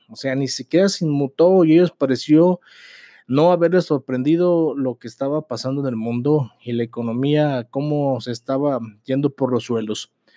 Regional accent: Mexico; como mexicanos somos personas valemadristas

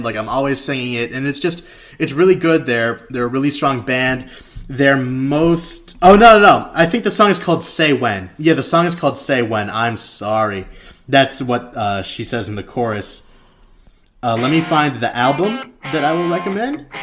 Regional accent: Philippines; I'm Filipino

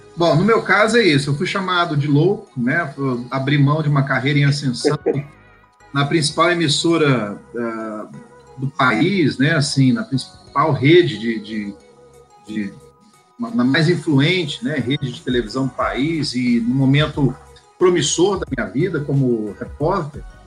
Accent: Goiânia, Goiás, Brazil; Eu sou de Goiânia

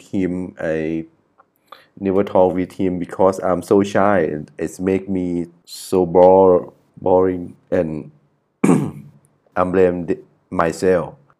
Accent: Chiang Mai, Thailand; English is a second language; I'm from the Chiang Mai.

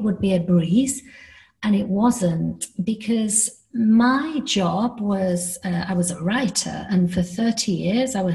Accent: United Kingdom; accent: British; moved away; also born or lived in Miami, United States; I am British, as you can tell by my accent.

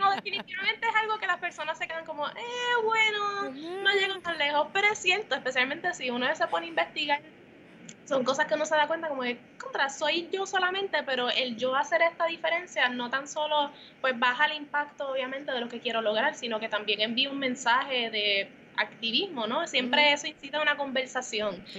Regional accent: Puerto Rico; moved away as an adult; now in New York, United States; uno como puertorriqueño y dos como artista, en NYU se reconoció el valor en mi identidad como puertorriqueña

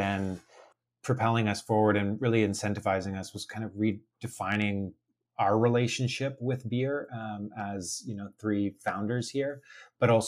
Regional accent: Toronto, Ontario, Canada; moved away as an adult; also born or lived in Oakville; now in Vancouver, Canada; although I'm based currently in Vancouver, originally I'm from Toronto

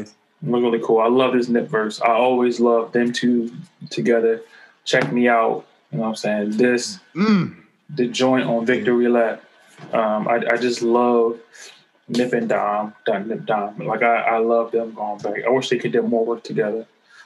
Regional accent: Los Angeles, California, United States; how like growing up in South Central, shit you deal with, and like how you try to overcome

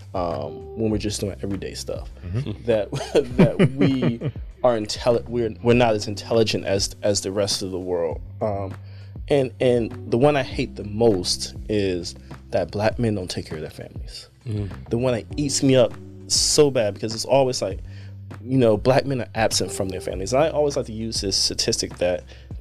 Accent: New Jersey, United States; moved away; I grew up in Jersey and other places

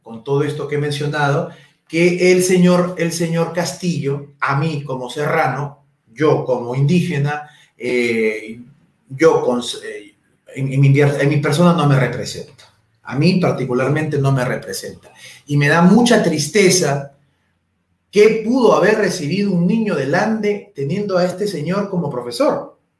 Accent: Huacho, Lima, Peru; Yo soy de Guacho esto, esto lo viví desde muy pequeño.

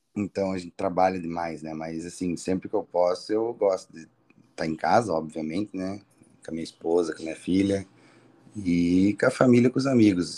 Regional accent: Ponta Grossa, Paraná, Brazil; nasci em Ponta Grossa mesmo, moro aqui desde sempre

